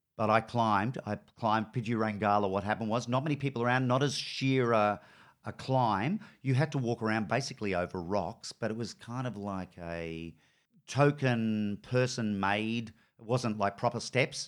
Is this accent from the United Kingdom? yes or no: no; North Queensland, Australia; also born or lived in Brisbane; now in Melbourne, Australia; I grew up in North Queensland